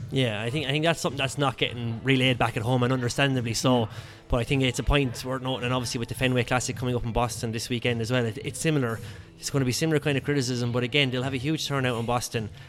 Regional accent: Ireland; now in Australia; being an Irish expat in Australia

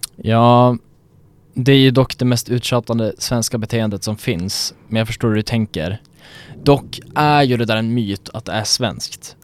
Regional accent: Sweden; vi som svenskar när vi är utomlands

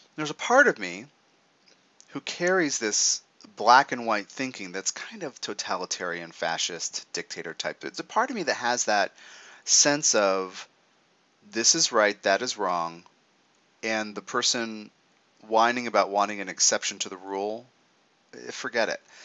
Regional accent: United States; as an American

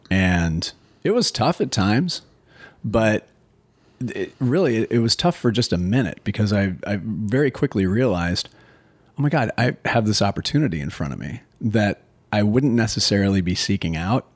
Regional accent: Minnesota, United States; being a native Minnesotan myself

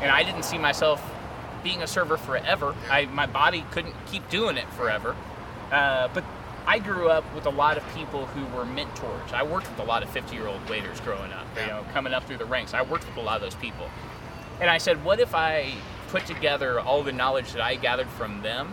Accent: Gladstone, Missouri, United States; I grew up in Gladstone. I graduated from North Kansas City High School

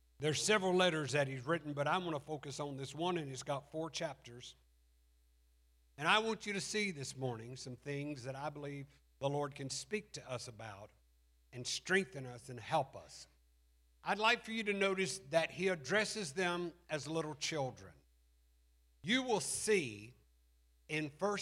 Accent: Alabama, United States; We're from Alabama

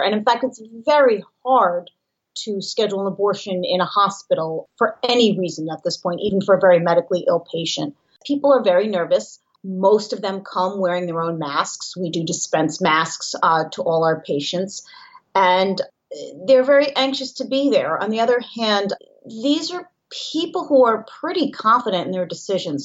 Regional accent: New York City, New York, United States; I am from Manhattan

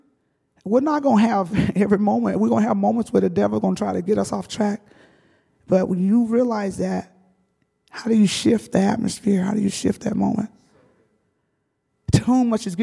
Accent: the South, United States; I grew up in the South. I grew up in a field.

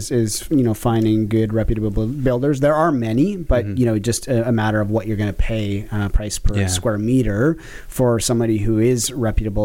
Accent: Alberta, Canada; now in Toronto, Canada; I'm from Alberta

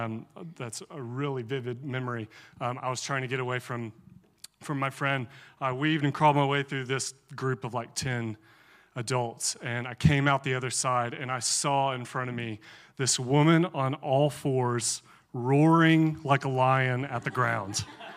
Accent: Alabama, United States; I grew up in the Charismatic Church. My siblings and I were raised in a Vineyard Church in Northeast Alabama.

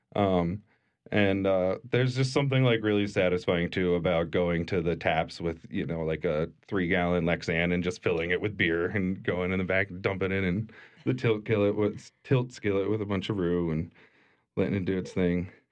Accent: Pennsylvania, United States; moved away as an adult; also born or lived in Pittsburgh; now in New Orleans, United States; I grew up in Pennsylvania and moved to Pittsburgh for culinary school when I was nineteen

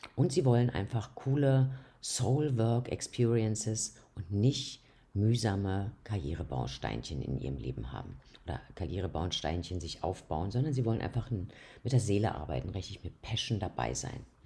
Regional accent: Austria; hier bei uns in Österreich

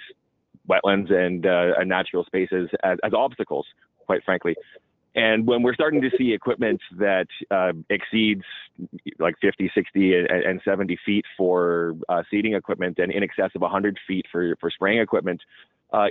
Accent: Alberta, Canada; I'm from, you know, oil-rich Alberta

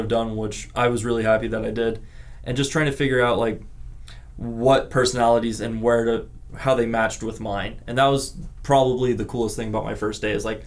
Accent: Henderson, Nevada, United States; also born or lived in Reno; I have lived in Nevada my entire life. I grew up in Henderson, went to school in Reno, came back here to teach in Clark County

